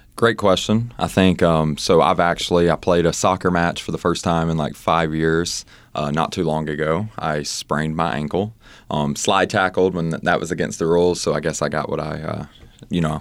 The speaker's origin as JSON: {"language": "English", "region": "Mississippi", "country": "United States", "also_born_or_lived": "Oxford, Mississippi", "moved": "yes", "said": "I'm from Mississippi, as you know, and I used to have my own business there"}